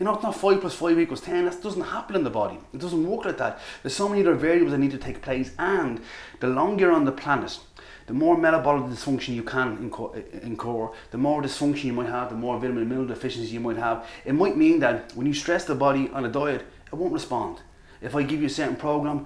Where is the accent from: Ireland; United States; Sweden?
Ireland; accent: Irish; With my Irish accent